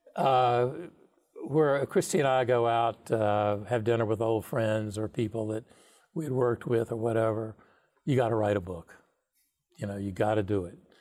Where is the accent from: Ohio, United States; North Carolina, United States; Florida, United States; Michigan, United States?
North Carolina, United States; moved away; also born or lived in New York City; I grew up in North Carolina town of, I don't know, seven thousand people, Milltown.